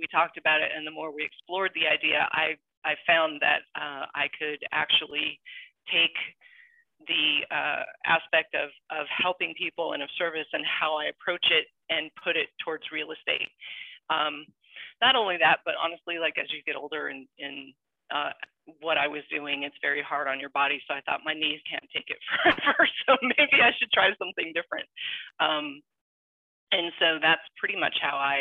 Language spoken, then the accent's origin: English; California, United States; now in Georgia, United States; I am originally from California. I live in Georgia and have been here for over 20 years.